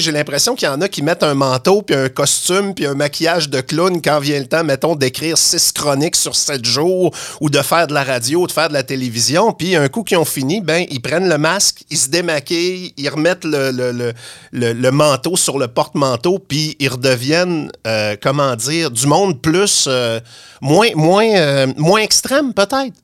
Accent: Saguenay, Quebec, Canada

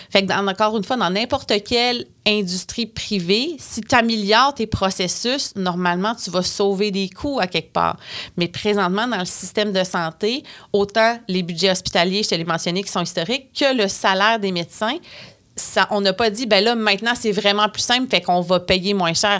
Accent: Bas-Saint-Laurent, Quebec, Canada; Je viens du Bas-Saint-Laurent

